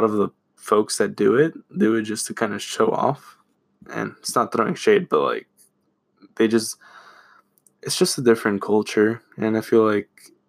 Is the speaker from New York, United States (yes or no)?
no; Florida, United States; We're from Florida.